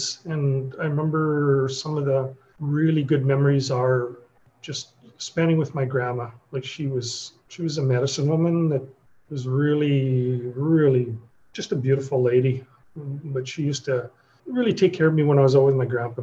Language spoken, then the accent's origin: English; The Pas, Manitoba, Canada; now in Winnipeg, Canada; I'm originally from the Paw. I grew up on one side of the river and the reserve was on the other.